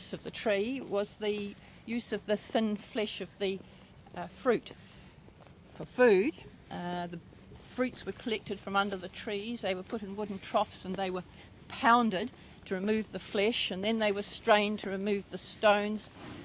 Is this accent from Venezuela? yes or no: no; on the edge of Fiordland, Western Southland, New Zealand; In Western Southland, on the edge of Fiordland